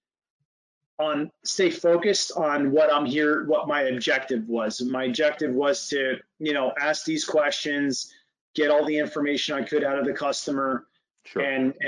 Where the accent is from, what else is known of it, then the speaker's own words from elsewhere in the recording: New Jersey, United States; I'm from New Jersey